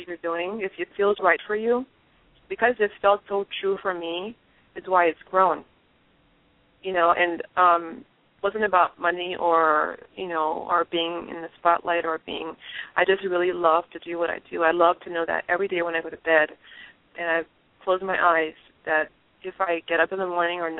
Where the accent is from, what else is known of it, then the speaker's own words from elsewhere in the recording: Liberia; moved away; where I grew up in Liberia.